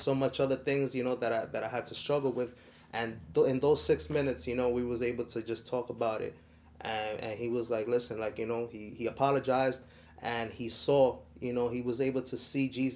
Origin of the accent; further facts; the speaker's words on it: New York City, New York, United States; I grew up in Washington Heights